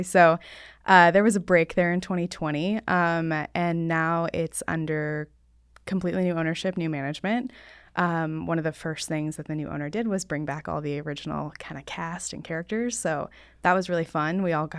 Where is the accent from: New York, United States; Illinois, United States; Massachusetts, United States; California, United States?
California, United States; Laguna Beach; I was born in Southern California, so raised in Laguna Beach.